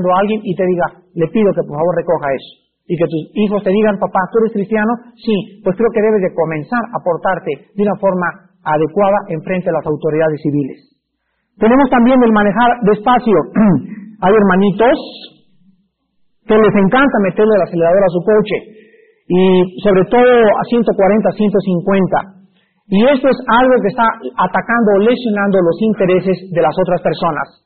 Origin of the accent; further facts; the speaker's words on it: Mexico; Yo como buen mexicano